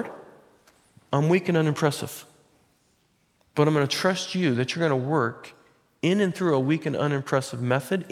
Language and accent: English; Butte Falls, Oregon, United States; I'm from Butte Falls